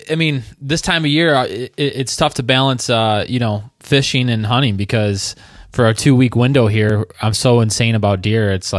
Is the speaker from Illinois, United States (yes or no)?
no; Southeast Michigan, United States; also born or lived in Traverse City, Michigan; I grew up around Southeast Michigan, kind of like just about 20 minutes away from Erie. And then I spent the last 5 years up in Traverse City, which is Northwest Michigan.